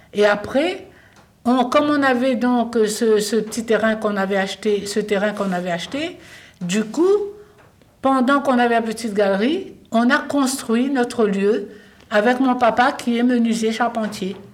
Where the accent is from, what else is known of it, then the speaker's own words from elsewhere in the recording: Réunion; moved away; also born or lived in Paris; je suis réunionnaise et que j'ai rencontré Vincent à Paris. Et quand euh, je, suis partie très jeune, comme beaucoup de Réunionnais